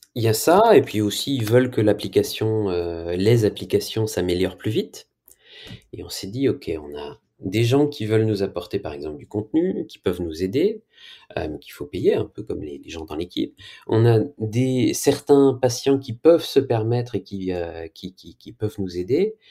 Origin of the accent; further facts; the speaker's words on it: France; Je viens de France